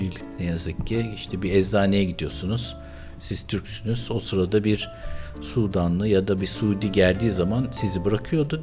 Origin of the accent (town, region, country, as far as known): Istanbul, Turkey; born or raised there